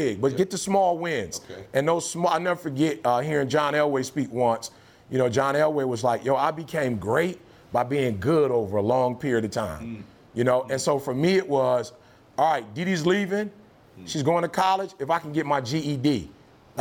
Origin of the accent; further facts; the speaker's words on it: Detroit, Michigan, United States; also born or lived in Alabama; I'm from Detroit